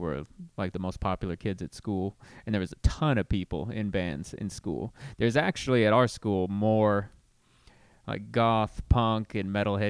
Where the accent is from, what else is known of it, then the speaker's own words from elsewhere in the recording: Riverside, California, United States; also born or lived in Fresno, California; I grew up in Riverside, California.